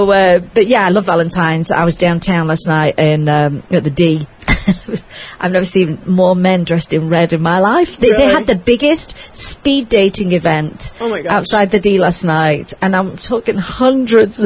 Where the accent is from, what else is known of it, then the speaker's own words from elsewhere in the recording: United Kingdom; accent: British; now in Las Vegas, United States; we have a lot of British people that live here